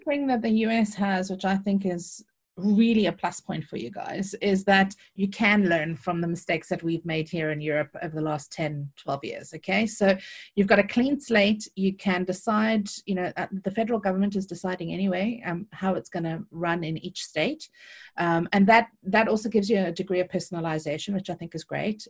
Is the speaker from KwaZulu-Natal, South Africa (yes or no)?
no; Cape Town, Western Cape, South Africa; accent: South African; moved away as an adult; now in United Kingdom; I was born and bred in Cape Town, and I've lived in the U K, uh, for the last eighteen years